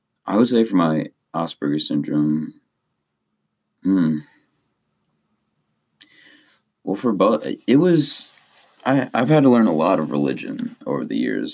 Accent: Columbus, Ohio, United States; I was born in Columbus, Ohio

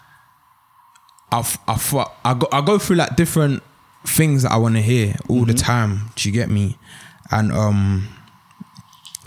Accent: London, United Kingdom; I'm from London.

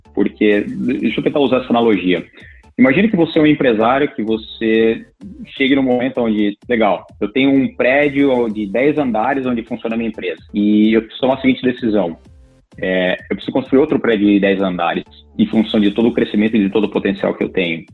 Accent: Brazil; moved away as an adult; now in Silicon Valley, United States; nós como brasileiros

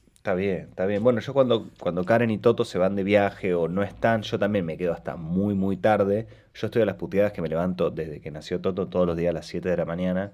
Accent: Rosario, Santa Fe, Argentina; yo soy de Rosario también, como del interior

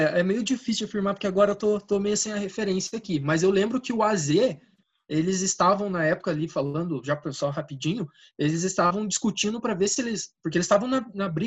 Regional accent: Portugal; Olha, eu sou português, né, cara?

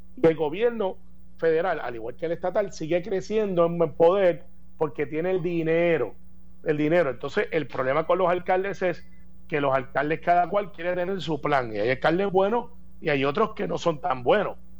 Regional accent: Puerto Rico; also born or lived in United States; Porque nosotros somos puertorriqueños, somos ciudadanos americanos, pero somos también puertorriqueños.

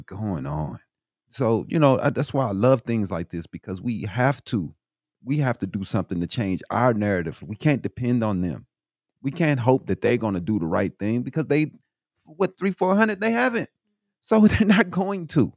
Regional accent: Illinois, United States; now in Arizona, United States; I'm from Illinois myself

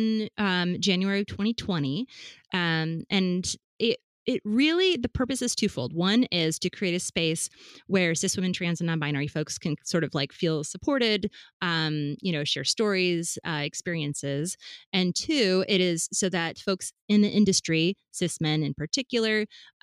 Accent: Fargo, North Dakota, United States; now in Rhode Island, United States; I'm from Fargo, Midwest? Fargo, North Dakota.

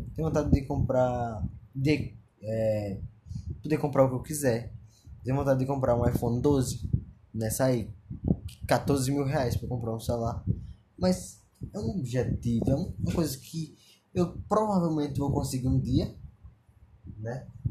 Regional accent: Pernambuco, Brazil; sou de Pernambuco

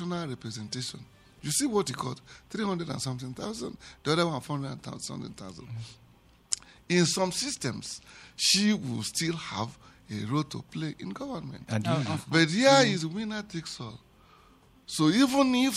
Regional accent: Anambra, Nigeria; now in Plateau State, Nigeria; I come from Anambra State

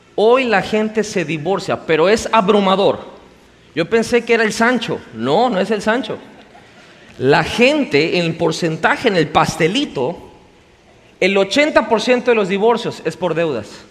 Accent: Mexico

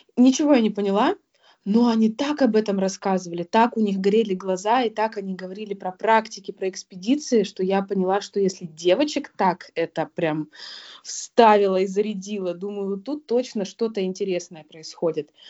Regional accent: Novosibirsk, Novosibirsk Oblast, Russia; Я родилась в Новосибирске и начала свой путь в геологии именно там, в Новосибирском государственном университете

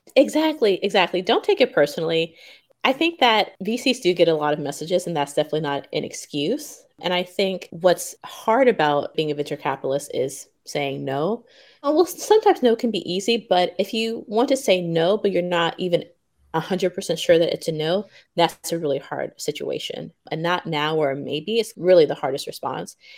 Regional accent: Memphis, Tennessee, United States; moved away as an adult; also born or lived in Stanford, California / Tokyo, Japan; now in Japan; I was born and raised in Memphis, Tennessee, and came to Japan about three and a half years ago

